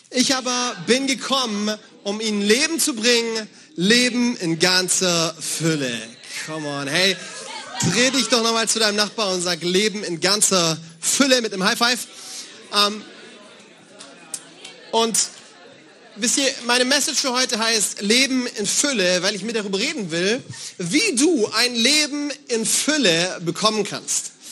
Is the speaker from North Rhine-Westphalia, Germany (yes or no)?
no; Bavaria, Germany; Äh, ich komme aus Bayern und bei uns sagt man Servus zur Begrüßung.